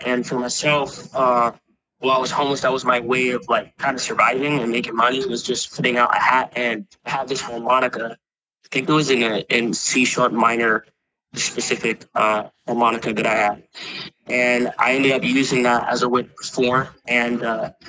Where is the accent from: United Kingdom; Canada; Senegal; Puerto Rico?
Puerto Rico; moved away; I was born in Puerto Rico